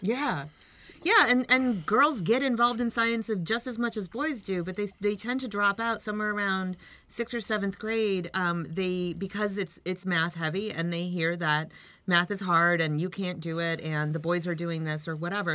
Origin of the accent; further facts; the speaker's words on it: Brockport, New York, United States; moved away; I'm from Brockport, I've been gone for 30 years, but I'm originally from the area